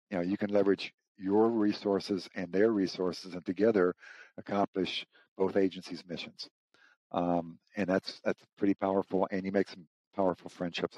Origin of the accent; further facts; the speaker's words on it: St. Louis, Missouri, United States; moved away as an adult; now in Burke, United States; I grew up in St. Louis, Missouri